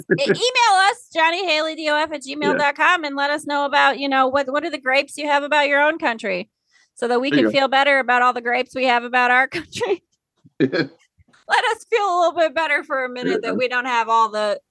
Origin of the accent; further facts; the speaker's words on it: South Dakota, United States; also born or lived in Minnesota; I'm not shitting on my home state.